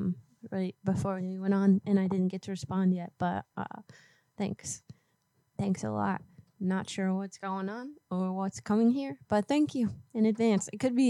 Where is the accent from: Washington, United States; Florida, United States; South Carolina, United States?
Florida, United States; moved away; I'm from Florida